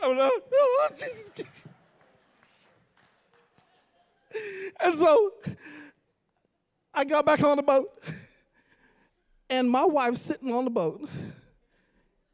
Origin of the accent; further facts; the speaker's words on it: Bahamas; now in Kingsland, United States; I grew up in the Bahamas all my life